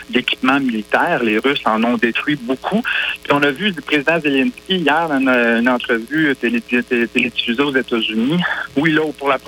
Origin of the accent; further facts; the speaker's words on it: Coaticook, Quebec, Canada; Eh, j'ai grandi sur la rue Bourgeois, je m'ennuie bien gros de mon coin de pays.